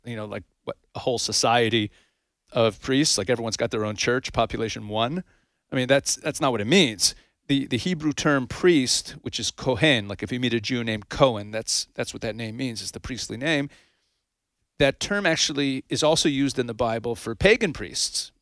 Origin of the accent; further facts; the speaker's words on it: Canada; also born or lived in United States; now in Israel; I was actually raised in Canada. I'm a U S citizen